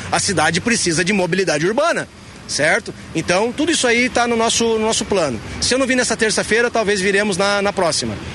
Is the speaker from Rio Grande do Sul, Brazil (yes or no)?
yes; Canoas, Rio Grande do Sul, Brazil; moved away as an adult; now in Florianópolis, Brazil; de morar em Florianópolis. Eu escolhi Floripa para ser minha casa. Mas eu sou natural do Rio Grande do Sul, nasci em Canoas, minha família é de Santo Antônio da Patrulha, né, interior do Rio Grande do Sul.